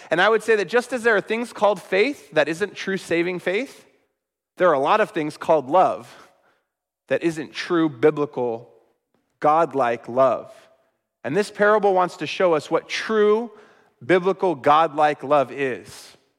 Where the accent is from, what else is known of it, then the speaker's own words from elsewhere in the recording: Sacramento, California, United States; my hometown of Sacramento